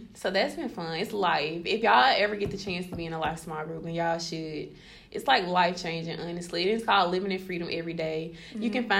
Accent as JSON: {"language": "English", "town": "Camden", "region": "Alabama", "country": "United States", "said": "I'm from Camden, Alabama, small town. Country."}